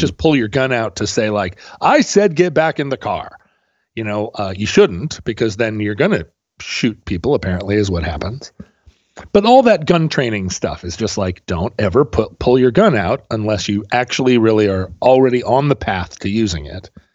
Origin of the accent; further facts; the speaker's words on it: Alaska, United States; growing up in Alaska